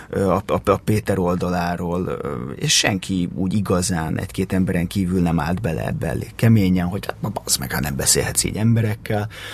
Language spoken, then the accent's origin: Hungarian; Pilisborosjenő, Pest, Hungary; Pilisborosenő nőttem fel